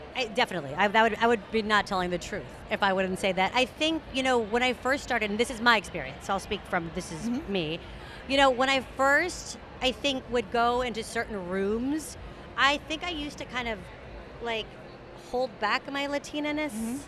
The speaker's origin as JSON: {"language": "English", "town": "San Antonio", "region": "Texas", "country": "United States", "tie": "born or raised there", "also_born_or_lived": "New York", "moved": "yes", "said": "I'm from San Antonio, Texas"}